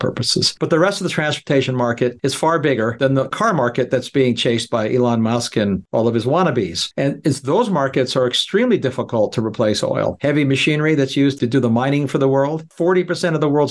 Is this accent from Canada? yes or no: yes; Canada; moved away as an adult; being a Canadian, growing up where it got much colder than 20 degrees below zero, it's one of the reasons, other than finding a job, that I left Canada years ago